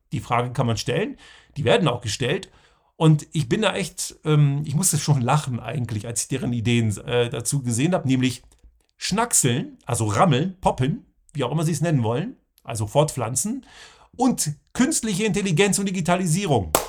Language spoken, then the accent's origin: German; southern Lower Saxony, Germany; Ich bin ja in Deutschland zur Schule gegangen, in Südniedersachsen